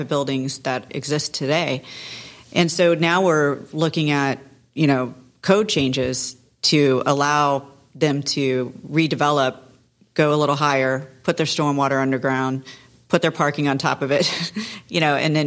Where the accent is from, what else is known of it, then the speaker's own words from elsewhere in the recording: Satellite Beach, Florida, United States; I grew up in Satellite Beach. So I know everyone.